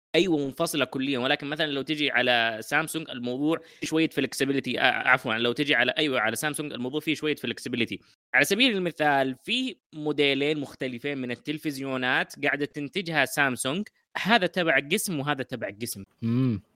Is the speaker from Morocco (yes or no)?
no; Saudi Arabia; عندنا في السعوديه